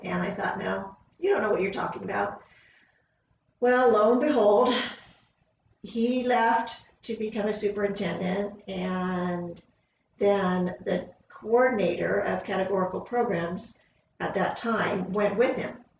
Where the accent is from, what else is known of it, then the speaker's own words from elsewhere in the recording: Upland, California, United States; also born or lived in Fontana, California; 62 and a half years ago, I was born in Upland, California